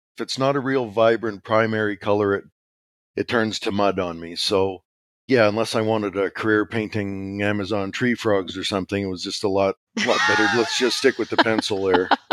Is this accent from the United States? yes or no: no; Regina, Saskatchewan, Canada; I was born in Regina, Saskatchewan, Canada